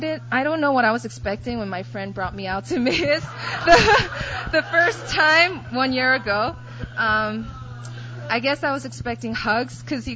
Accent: Poland; also born or lived in Korea; I was born in Korea, but I was raised in Poland since I was 3. My parents were pretty young, and they were successful in starting up their own business.

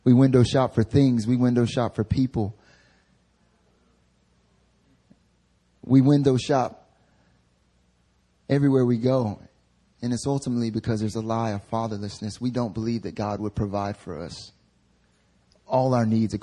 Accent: North Carolina, United States; born or raised there; now in Seoul, South Korea

